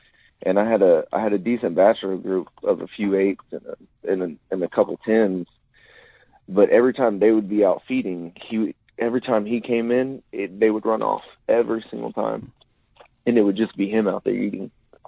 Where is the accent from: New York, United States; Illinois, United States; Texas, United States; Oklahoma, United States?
Oklahoma, United States; But like I said, I grew up in Central Oklahoma. I joined the Army out of high school, served 5 years.